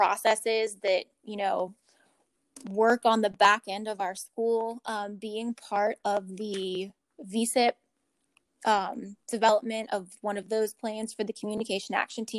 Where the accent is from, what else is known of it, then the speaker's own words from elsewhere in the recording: Pittsburgh, Pennsylvania, United States; moved away as an adult; now in Richmond, United States; I'm not from Virginia. I'm not from Richmond. I'm from Pittsburgh, Pennsylvania